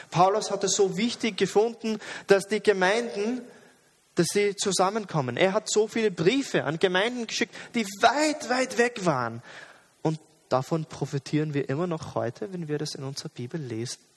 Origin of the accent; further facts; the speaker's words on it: Jordan; Ich bin nicht im Westen aufgewachsen. Und, und, sehr oft, aber in der Schule, wo ich arbeite, sehe ich diese westliche Einstellung von Individualismus. Jeder ist allein, jeder ist eine Insel, du schaffst es allein, wenn du kannst. In Jordanien war es aber nicht so.